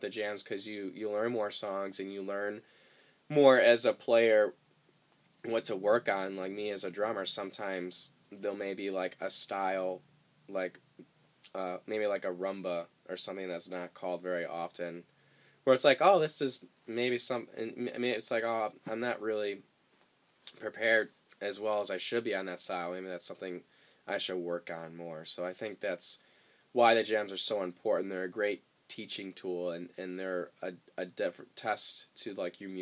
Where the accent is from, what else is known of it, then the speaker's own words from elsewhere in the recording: Chicago, Illinois, United States; now in Nashville, United States; I'm from Chicago, where you know, snow's not a big deal.